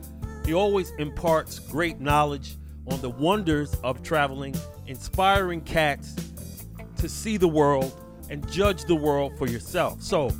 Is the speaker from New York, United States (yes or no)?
yes; New York City, New York, United States; live in BK, my hometown. You know, I'm from Brownsville. So we love to be back in Brooklyn.